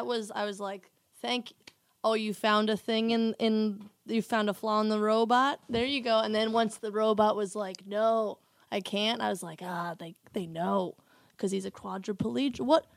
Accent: New Jersey, United States; I'm from New

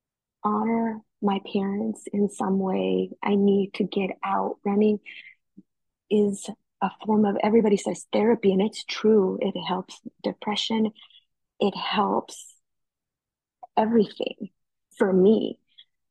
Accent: Heber, Arizona, United States; now in Chandler, United States; I am originally from Heber, Arizona, now residing in Chandler, Arizona.

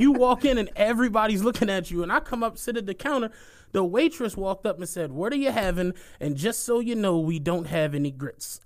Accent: Philadelphia, Pennsylvania, United States; I'm really from Philly

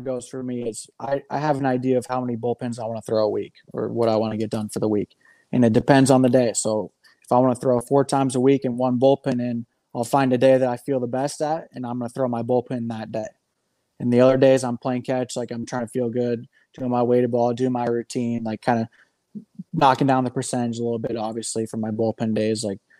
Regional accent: Midwest, United States; rather than a seasonal thrower like I have been growing up in the Midwest.

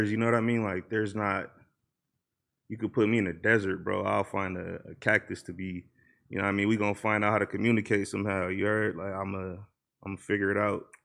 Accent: Los Angeles, California, United States; I'm from Watts, bro. Like my granny stayed on like 84th and Van Ness and shit.

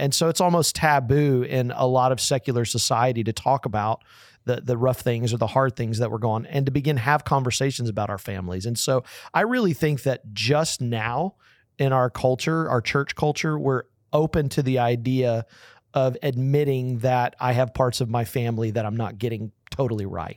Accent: Texas, United States; I'm from Texas

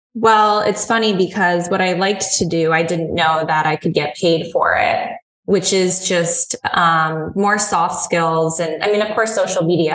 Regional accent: Hudson Valley, New York, United States; also born or lived in Philadelphia; now in New York City, United States; I grew up in the Hudson Valley in New York, so it's about an hour and a half outside of Manhattan

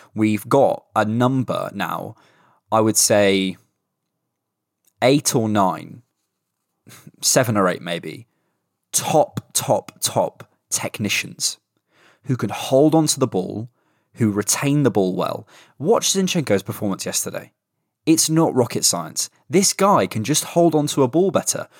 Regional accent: Bournemouth, South West England, United Kingdom; moved away; I'm going to Bournemouth today 'cause it's my hometown. I'm spending a week at home

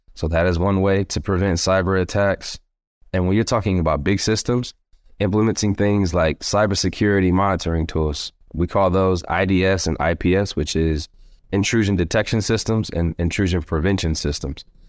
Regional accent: Stone Mountain, Georgia, United States; born and raised in Georgia, Stone Mountain, Georgia, to be exact

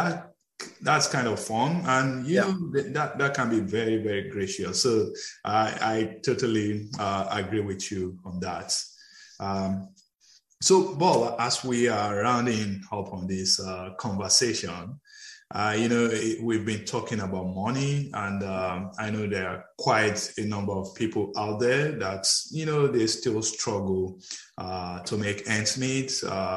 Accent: Nigeria; I'm from Nigeria

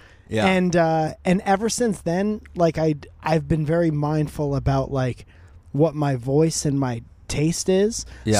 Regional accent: Northeast, United States; now in California, United States; Like, I'm from the Northeast.

